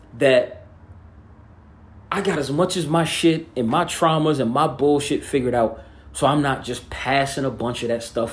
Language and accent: English; New Jersey, United States; I'm from Jersey.